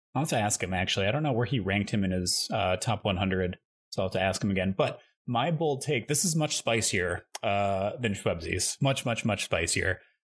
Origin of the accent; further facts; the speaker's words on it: Midwest, United States; moved away; I grew up in the Midwest, that I'm just so used to always having a basement